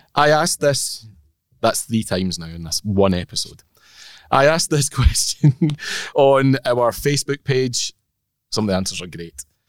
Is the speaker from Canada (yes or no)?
no; Orkney, Scotland, United Kingdom; I'm from Orkney